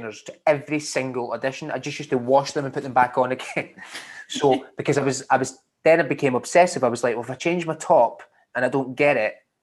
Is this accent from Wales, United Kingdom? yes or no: no; Scotland, United Kingdom; I'm Scottish